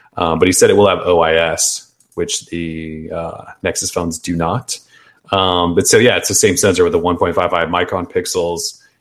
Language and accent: English; United States; we're American